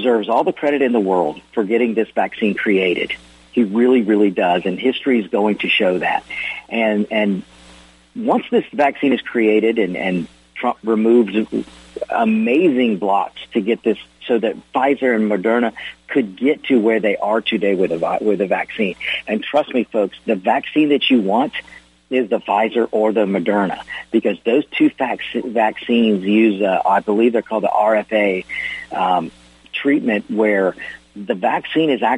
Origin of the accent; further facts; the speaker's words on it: Georgia, United States; I love my home state of Georgia